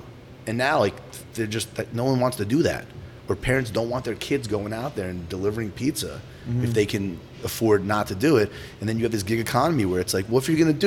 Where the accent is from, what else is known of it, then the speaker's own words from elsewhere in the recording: New Jersey, United States; pizzerias that I grew up with in Jersey